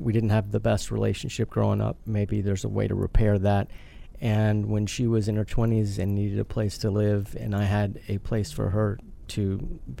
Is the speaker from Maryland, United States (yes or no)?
yes; Salisbury, Maryland, United States; Salisbury, Maryland.